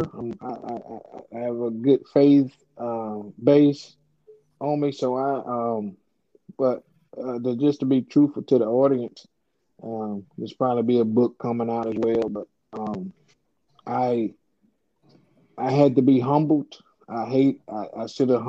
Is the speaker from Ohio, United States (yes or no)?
no; 30 minutes outside Tampa, Florida, United States; Tampa was close to home for me, you know, 30 minutes outside of my hometown